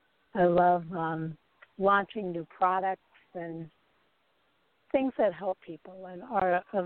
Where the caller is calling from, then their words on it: Nevada, United States; calling from Nevada.